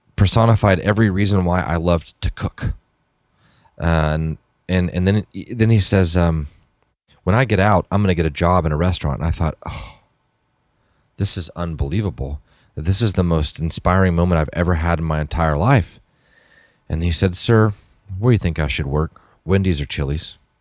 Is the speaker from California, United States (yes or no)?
no; Dallas, Texas, United States; I grew up, um, I grew up in around Dallas